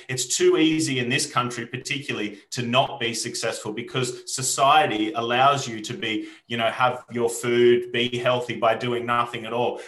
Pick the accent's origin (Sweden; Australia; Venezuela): Australia; moved away as an adult; now in United Kingdom; when I was a young boy growing up in Australia in the bush